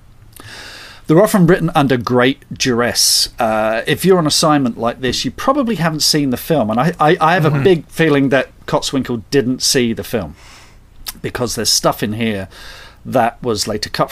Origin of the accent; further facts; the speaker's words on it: Surrey, South East England, United Kingdom; also born or lived in North London; And then we moved to... a place called Surrey, suburban